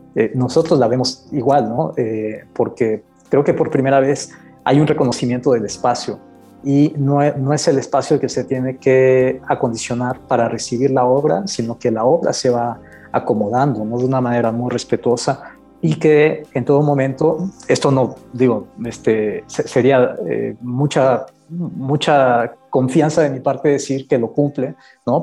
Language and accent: Spanish; Campeche, Mexico; moved away; soy originario de Campeche